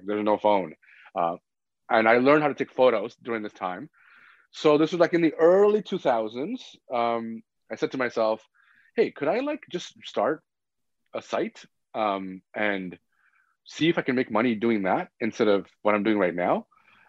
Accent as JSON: {"language": "English", "town": "Scarborough", "region": "Ontario", "country": "Canada", "tie": "born or raised there", "said": "because that's where I grew up. I grew up in Scarborough."}